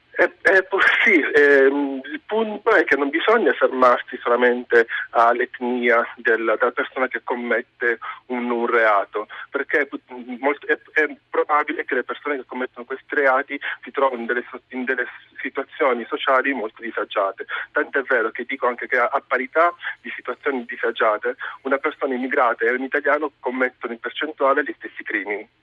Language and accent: Italian; Catania, Sicily, Italy; io sono nato a Catania nel 1982